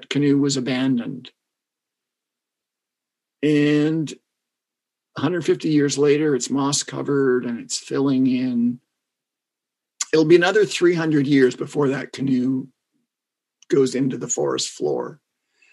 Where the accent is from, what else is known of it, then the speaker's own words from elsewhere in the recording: Canada; I'm from Canada